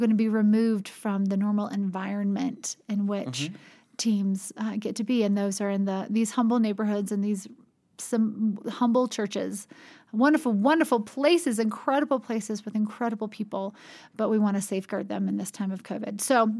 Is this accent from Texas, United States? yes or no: no; North Carolina, United States; I grew up in North Carolina, and go Tar Heels! basketball.